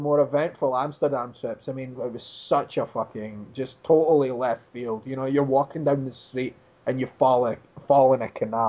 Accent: Dundee, Scotland, United Kingdom; my hometown of Dundee, Scotland.

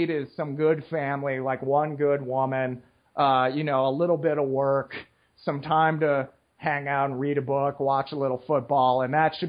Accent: United States; this nasally voiced American

